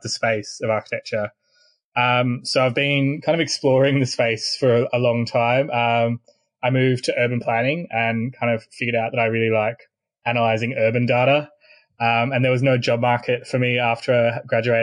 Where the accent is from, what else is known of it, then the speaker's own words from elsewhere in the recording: Australia; also born or lived in Sydney; I'm Australian.